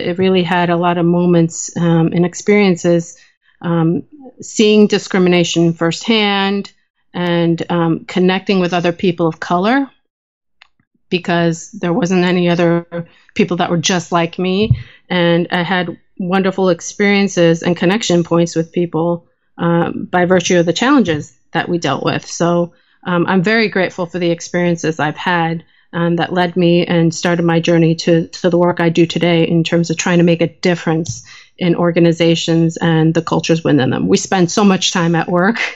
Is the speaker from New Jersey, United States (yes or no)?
yes; New Jersey, United States; And growing up in New Jersey in the 1980s was an interesting time as an Asian American